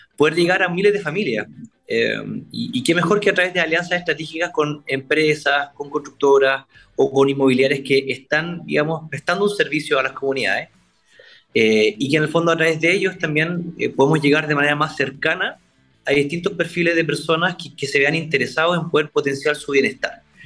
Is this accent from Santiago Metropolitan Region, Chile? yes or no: no; Concepción, Biobío, Chile; somos de Concepción, somos penquistas y de Conce al mundo.